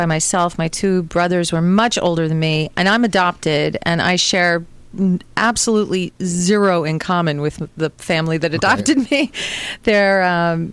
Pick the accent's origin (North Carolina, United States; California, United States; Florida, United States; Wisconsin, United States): Wisconsin, United States; Milwaukee; moved away; in high school, I went to an arts high school in Milwaukee